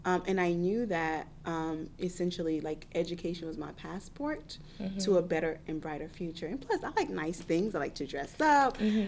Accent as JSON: {"language": "English", "country": "United States", "tie": "born or raised there", "said": "So I had that mindset very early on, and growing up in America, I didn't have I didn't have the easiest childhood."}